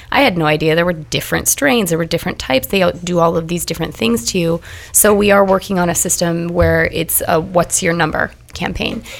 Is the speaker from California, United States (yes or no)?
no; Nebraska, United States; I am from Nebraska, very conservative place